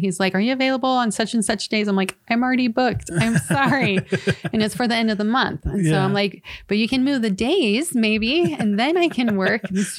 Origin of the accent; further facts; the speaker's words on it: California, United States; Really? Yeah. So it's a California, Southern California. Let me clarify. Southern California.